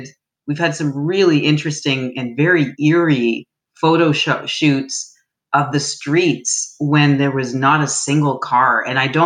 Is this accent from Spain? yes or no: no; Canada; I'm from Canada